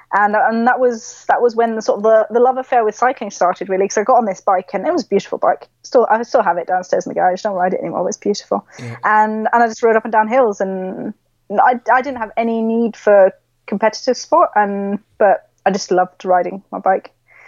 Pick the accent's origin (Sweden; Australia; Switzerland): Switzerland; Originally, my mum and dad are British, but I grew up in Switzerland. So I'm actually technically got British blood and a Swiss passport.